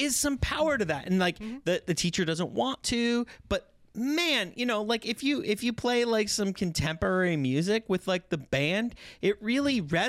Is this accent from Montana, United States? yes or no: yes; Pablo, Montana, United States; Not no that was in Pablo did not have a that McDonald's Ronan do you know